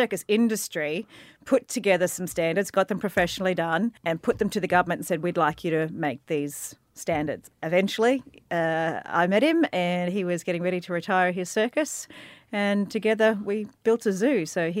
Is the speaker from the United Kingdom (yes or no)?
no; Gold Coast, Queensland, Australia; also born or lived in Brisbane; Gold Coast and Brisbane.